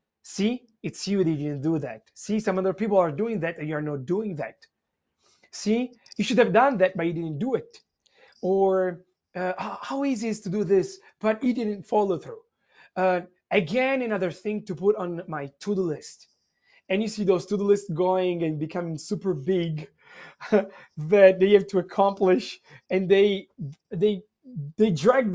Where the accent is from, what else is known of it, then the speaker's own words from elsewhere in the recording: Italy; English is a second language; now in United States; since you asked me where I'm from, so I'm from Italy.